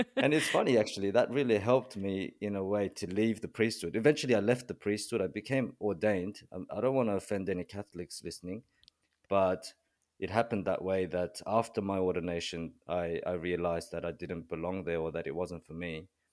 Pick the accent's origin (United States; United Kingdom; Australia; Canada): Australia; first language Korean; English is a second language; also born or lived in South Korea; born in Korea and grew up in Australia, so I'm de facto bilingual, but, you know, my, my mother tongue is Korean, and I learned English when I moved to Australia when I was seven